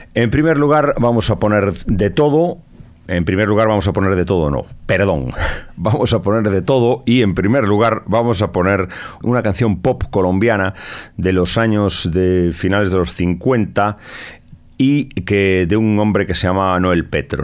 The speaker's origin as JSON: {"language": "Spanish", "region": "Galicia", "country": "Spain", "said": "como español, gallego y heredero"}